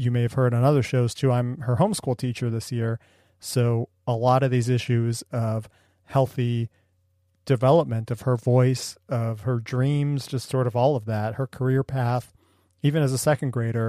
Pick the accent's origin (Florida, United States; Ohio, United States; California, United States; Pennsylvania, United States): Ohio, United States; moved away; Ohio, which was my home state